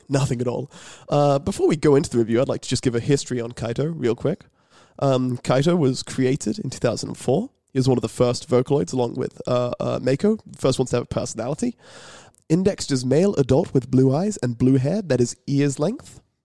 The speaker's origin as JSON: {"language": "English", "region": "England", "country": "United Kingdom", "said": "I'm English"}